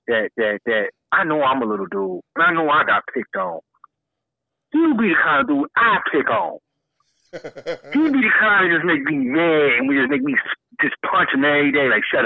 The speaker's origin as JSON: {"language": "English", "town": "Detroit", "region": "Michigan", "country": "United States", "tie": "born or raised there", "said": "I grew up on Mack and Van Dyke"}